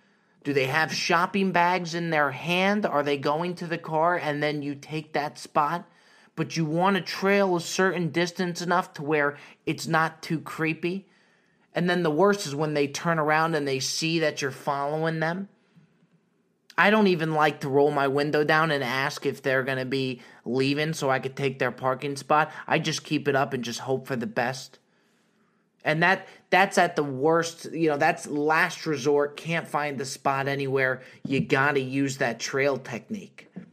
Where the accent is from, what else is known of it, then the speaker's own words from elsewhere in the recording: New Jersey, United States; Me growing up in Jersey, he played for the Nets.